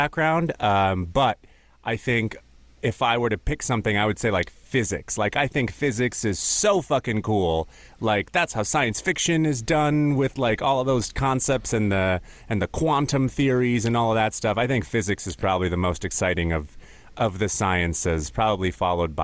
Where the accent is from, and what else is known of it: Minnesota, United States; born or raised there; also born or lived in Ukraine